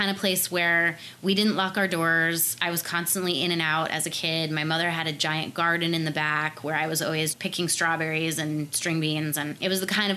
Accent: Martha's Vineyard, Massachusetts, United States; moved away as an adult; now in Los Angeles, United States; I was born and raised on Martha's Vineyard, which is an island off the coast of Cape Cod in Massachusetts.

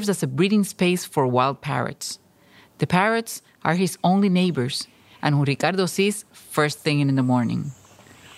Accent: Puerto Rico; also born or lived in San Juan

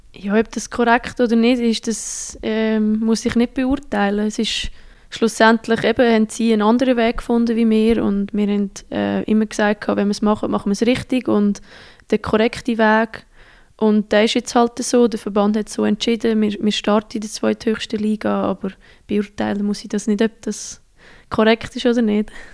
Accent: Central Switzerland, Switzerland; moved away as an adult; also born or lived in Sweden; in meiner Heimat, die Zentralschweiz

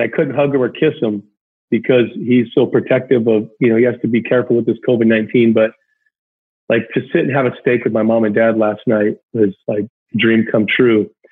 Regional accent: Anaheim, California, United States; I grew up in Anaheim. You know, I grew up going to the Big

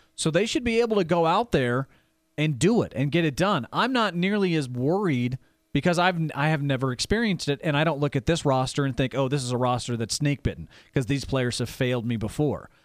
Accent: Fayetteville, Arkansas, United States; born or raised there; moved away; also born or lived in Kansas City

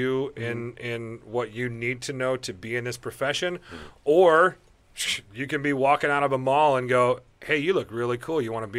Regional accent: Omaha, Nebraska, United States; moved away; We grew up in Omaha together.

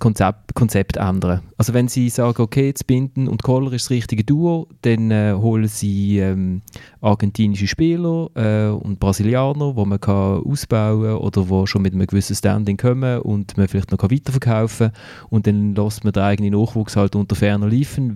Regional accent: Basel, Basel-Stadt, Switzerland; also erst Mal bin ich gebürtiger Basler und nicht Berufsbasler

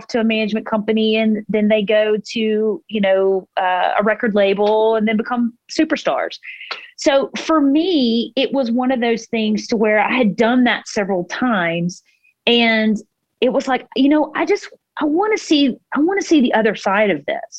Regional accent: Mississippi, United States; now in Nashville, United States; growing up in Mississippi

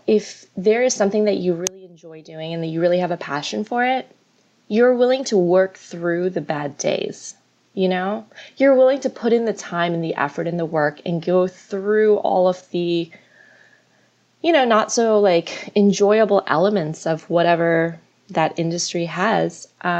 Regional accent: Florida, United States; also born or lived in New York; I was raised in Florida. I was born in New York. I was raised in Florida when I was like 4 or 5. So, my entire childhood was in Florida, graduated from the University of Florida, go Gators.

